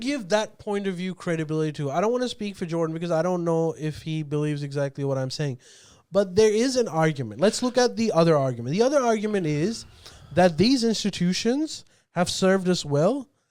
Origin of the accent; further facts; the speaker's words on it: Australia; I'm Pakistani Australian.